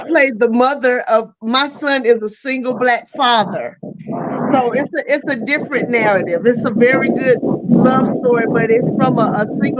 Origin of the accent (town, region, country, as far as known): North Carolina, United States; accent: country; also born or lived in Philadelphia